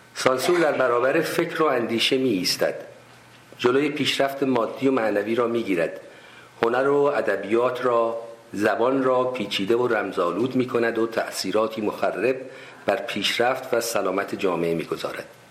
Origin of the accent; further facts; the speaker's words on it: Tehran, Tehran Province, Iran; moved away as an adult; also born or lived in Shiraz / United States / Kerman; من اهل تهران هستم تحصیلات ابتدایی و متوسطه